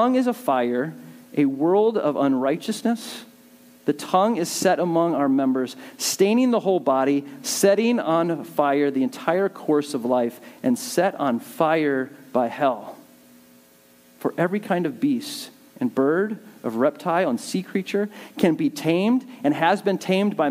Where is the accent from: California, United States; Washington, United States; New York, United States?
California, United States; Southern; I grew up in Southern California